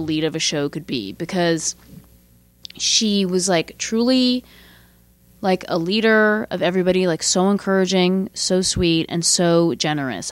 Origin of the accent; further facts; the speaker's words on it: San Francisco, California, United States; also born or lived in New York; I grew up in San Francisco